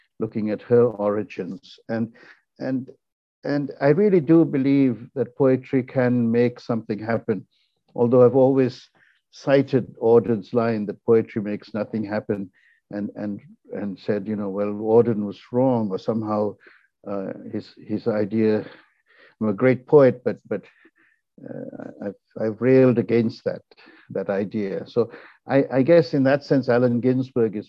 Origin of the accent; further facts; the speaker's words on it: Ceylon, Northern Province, Sri Lanka; now in United States; I'm a Tamil from Ceylon, you know, a country that no longer exists. I mean, it's been renamed Sri Lanka